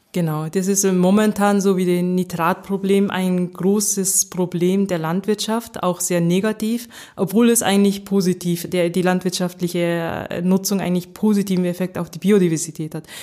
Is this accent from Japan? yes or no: yes; Nagoya, Aichi, Japan; first language German and Japanese (bilingual; mother tongue German, stronger in Japanese); moved away as an adult; also born or lived in Sapporo, Japan / Göttingen, Germany / Tokyo, Japan; now in Germany; ich bin in Nagoya aufgewachsen, das ist in Zentraljapan